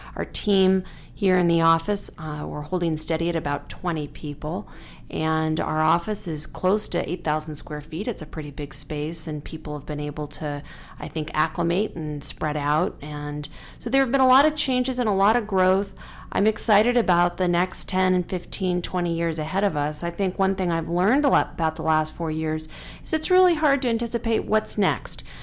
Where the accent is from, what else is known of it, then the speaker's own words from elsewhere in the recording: Tucson, Arizona, United States; I'm a third generation Tucson, and I, I, I love my hometown